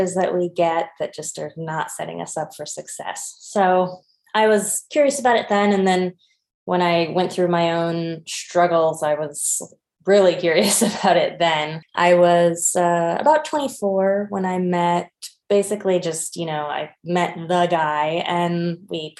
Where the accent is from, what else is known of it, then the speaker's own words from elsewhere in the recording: Berkeley, California, United States; moved away; I'm originally from Berkeley, California. I've been living overseas for a while